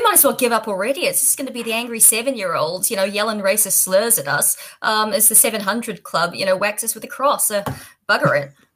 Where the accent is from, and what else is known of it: Auckland, New Zealand; born or raised there; also born or lived in Australia